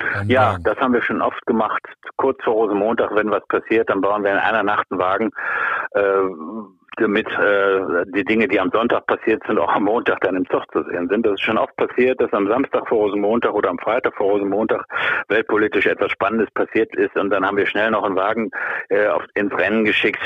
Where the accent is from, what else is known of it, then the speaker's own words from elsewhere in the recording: Rhineland, Germany; ich sehe mich als, als Rheinländer